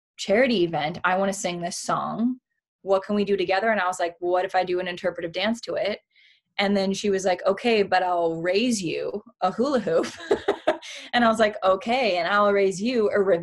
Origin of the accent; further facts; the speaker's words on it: Miami, Florida, United States; moved away as an adult; now in Los Angeles, United States; growing up in Miami and sort of feeling like an outsider